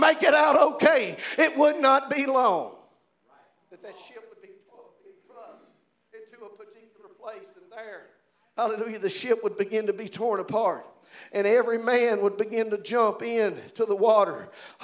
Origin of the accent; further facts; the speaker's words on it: Providence, Kentucky, United States; I'm from Providence, y'all, Kentucky.